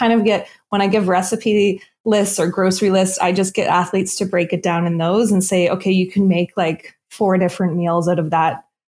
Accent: East Coast, United States; Salmon, I'm from the East Coast, so I always have, you know, fish is a huge staple in my diet.

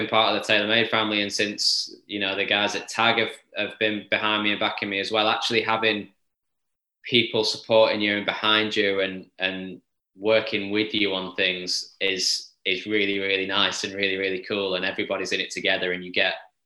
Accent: Formby, North West England, United Kingdom; I grew up on Formby Hall, but I'm from that town

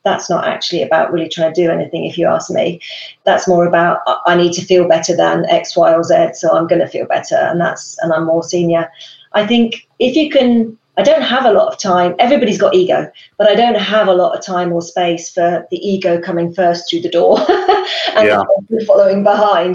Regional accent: United Kingdom; moved away; us Brits

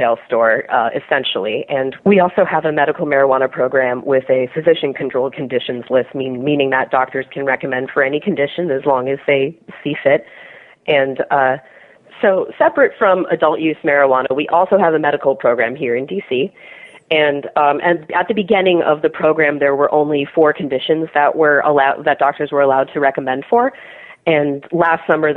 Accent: Washington, District of Columbia, United States; Washington, D.C. is my hometown

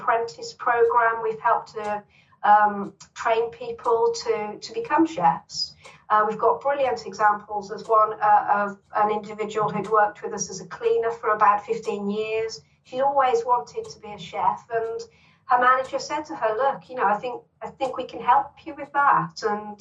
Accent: Birmingham, West Midlands, United Kingdom; I grew up in Longbridge in Birmingham, which Longbridge, is where Longbridge Car Plant was, on the outskirts of Birmingham, very working

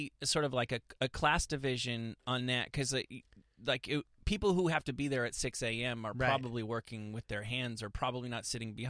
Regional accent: New Jersey, United States; accent: Jersey; I can't even do my own Jersey accent anymore, but I was surprised to go back and see how thick it was.

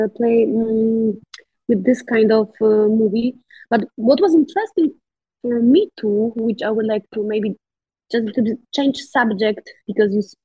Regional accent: Poland; first language Polish; English is a second language; my mother tongue is Polish

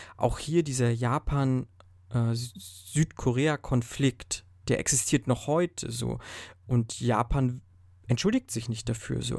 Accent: Germany; bei uns in Deutschland

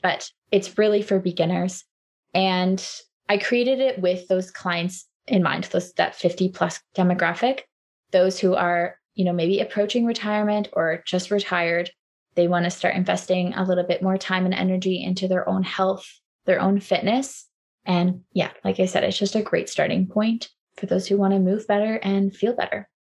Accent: Waterloo, Ontario, Canada; moved away as an adult; also born or lived in Halifax, Nova Scotia; I grew up in Waterloo. I moved out east for school and, and kind of stayed there after school.

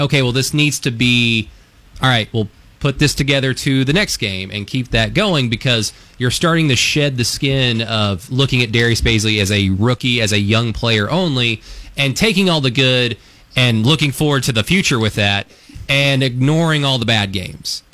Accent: West Texas, United States; moved away; also born or lived in Enid, Oklahoma; I grew up primarily in West Texas as a kid, so I'm just going to I'm going to use the accent that God gave me

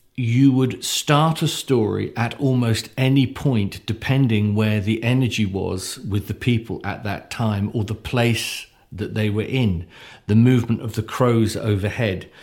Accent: United Kingdom; me as a, as a, as a British person

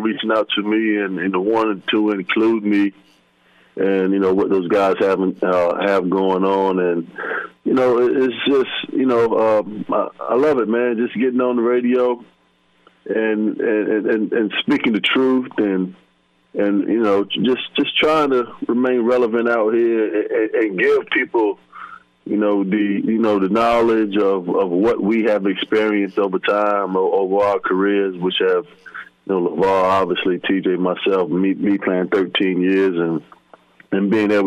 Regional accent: Virginia Beach, Virginia, United States; when I was growing up in Virginia Beach, Virginia.

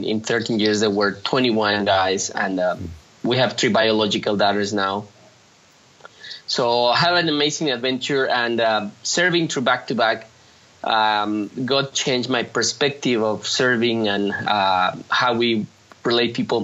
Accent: Mexico City, Mexico; now in Monterrey, Mexico; I'm from Mexico City, but I grew up in Mexico City

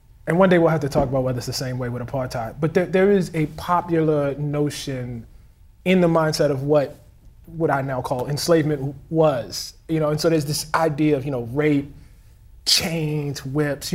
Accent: Baltimore, Maryland, United States; I'm from Baltimore, Maryland

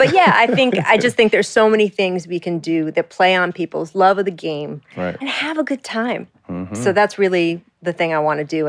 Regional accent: Washington, District of Columbia, United States; And, you know, I grew up on newspapers and I grew up in the Washington, D.C. area.

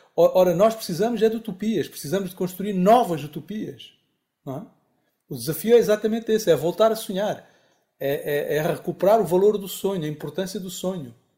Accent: Angola; also born or lived in Lisbon, Portugal; sou angolano

